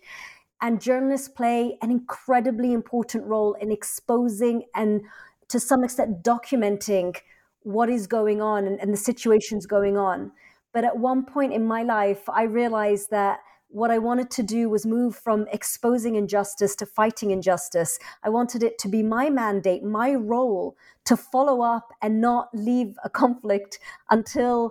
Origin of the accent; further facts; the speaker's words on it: London, United Kingdom; also born or lived in Egypt; I was born in London, I grew up in London